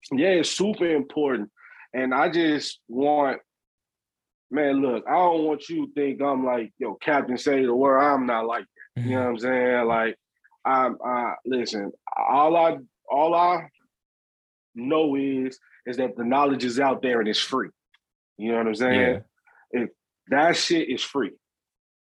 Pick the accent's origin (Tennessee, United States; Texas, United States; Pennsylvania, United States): Tennessee, United States; Memphis; I'm from Memphis. I'm from that part of, I'm from South Memphis.